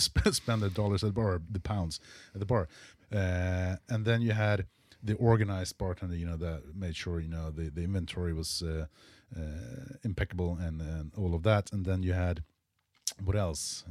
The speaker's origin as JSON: {"language": "English", "country": "Sweden", "said": "I'm from Sweden"}